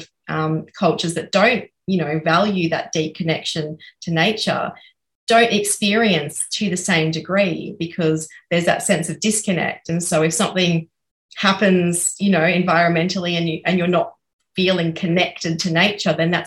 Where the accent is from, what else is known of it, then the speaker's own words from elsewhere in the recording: Australia; I'm speaking as a white Australian